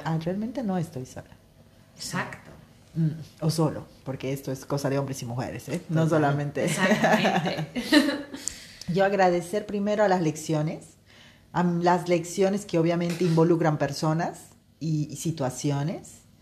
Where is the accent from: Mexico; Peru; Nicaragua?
Peru; now in Spain; mi país natal, Perú